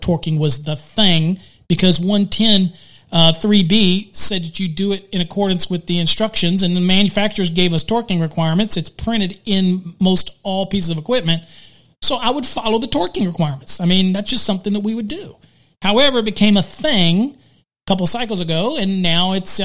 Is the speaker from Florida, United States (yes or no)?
no; Virginia, United States; I'm from Virginia